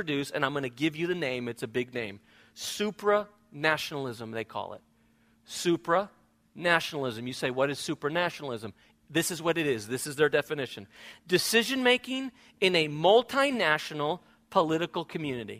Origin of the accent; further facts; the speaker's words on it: Spain; now in United States; when I grew up in Spain